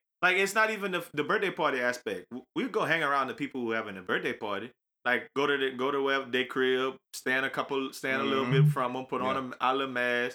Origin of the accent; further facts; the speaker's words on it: Louisiana, United States; we from Louisiana